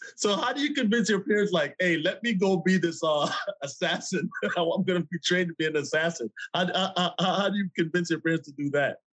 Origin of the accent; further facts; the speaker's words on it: Jamaica; I'm from Jamaica